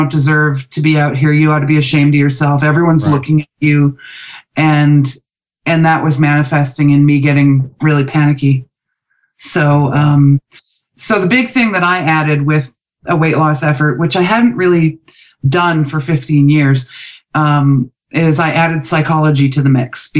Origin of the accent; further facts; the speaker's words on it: Vancouver, British Columbia, Canada; moved away as an adult; also born or lived in Calgary; when I moved away from home from Vancouver to Calgary